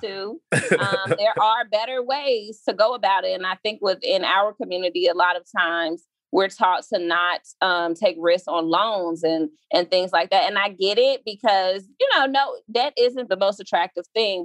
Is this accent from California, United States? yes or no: no; Chicago, Illinois, United States; I crossed between this neighborhood and 79th and Sangamon same block as Leo High School